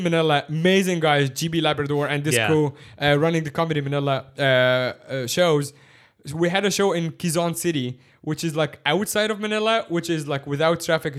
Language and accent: English; Cairo, Cairo Governorate, Egypt; now in Hong Kong; Now, I grew up in Cairo